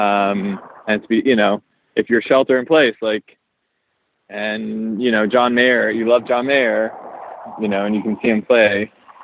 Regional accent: Montreal, Quebec, Canada; also born or lived in Toronto; now in New York, United States; I'm from Canada originally, from Montreal

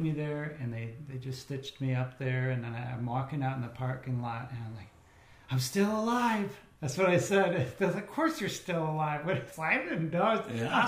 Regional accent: Chicago, Illinois, United States; moved away as an adult; also born or lived in Indiana; that's where I grew up in Illinois. Well, Chicagoland area specifically

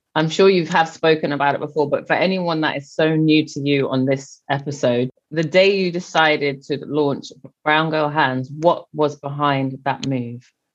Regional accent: England, United Kingdom; I'm English

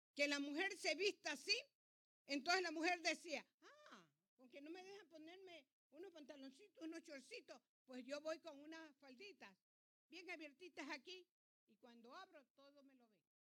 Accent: Ancón, Santa Elena, Ecuador; now in United States; yo nací en el Ecuador, dice la partida de nacimiento mía. Que yo nací en el Ecuador. Y es más, nací en un pueblo chiquito llamado Ancón

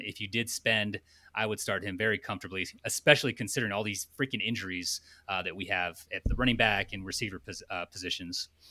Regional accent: United States; I'm American

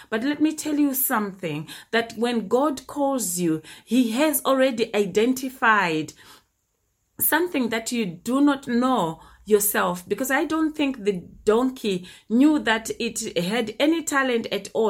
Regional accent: Zimbabwe; my early childhood when I was growing up in Zimbabwe in the early 80s

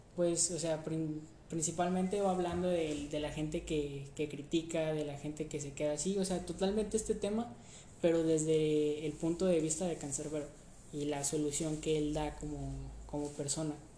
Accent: Mexico; aquí en México

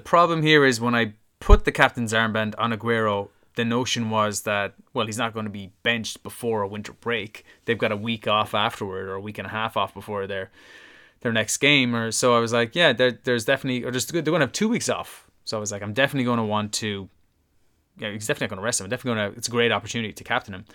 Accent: Ireland; as an Irishman

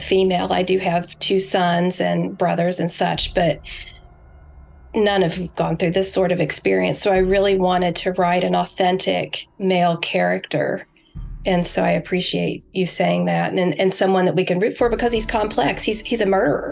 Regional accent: West Virginia, United States; I'm from West Virginia

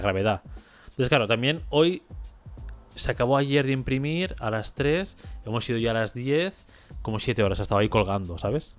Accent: Catalonia, Spain; como catalán

